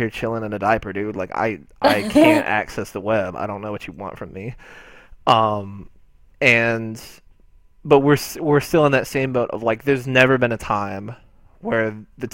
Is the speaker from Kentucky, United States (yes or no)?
no; Texas, United States; I'm from Texas. I still live in Texas